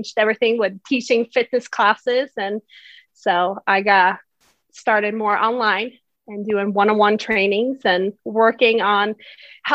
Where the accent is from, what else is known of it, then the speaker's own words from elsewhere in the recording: Sweden; English is a second language; moved away as an adult; also born or lived in San Diego, United States; now in United States; I was born in Sweden. So if you hear a little bit of an accent, that is why. But I have been in the US for 16 years.